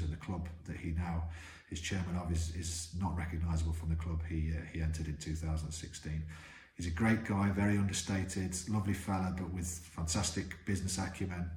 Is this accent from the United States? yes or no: no; Guernsey; we grew up in Guernsey